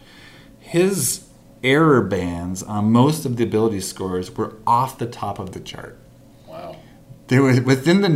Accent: Minnesota, United States; moved away; as a Minnesotan

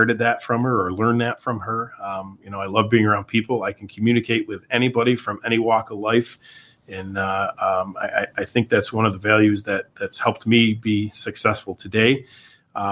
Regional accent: New Hartford, New York, United States; I was born in New Hartford, St. Luke's Hospital

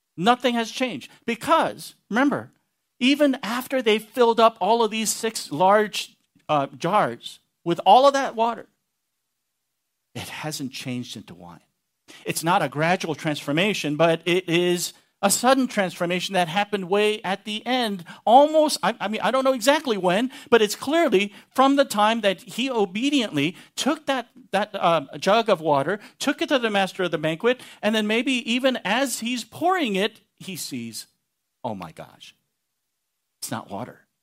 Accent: Texas, United States; I'm a Texan

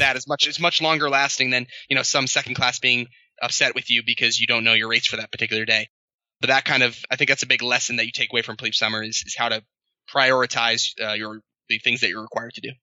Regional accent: New York City, New York, United States; born or raised there; moved away as an adult; also born or lived in Annapolis; now in Hawaii, United States

